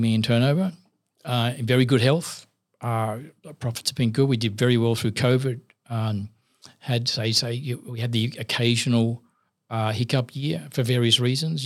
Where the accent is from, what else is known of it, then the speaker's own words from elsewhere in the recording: Sydney, New South Wales, Australia; I grew up in Maryland, South near Parramatta